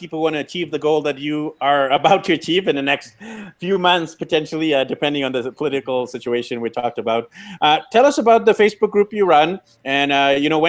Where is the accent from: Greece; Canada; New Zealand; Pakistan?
Canada; I'm actually Indian, born in Canada